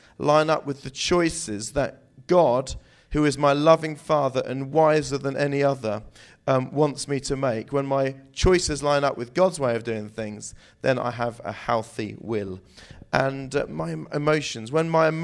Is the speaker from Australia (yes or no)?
no; New Forest, South East England, United Kingdom; also born or lived in Southampton; I grew up in the New Forest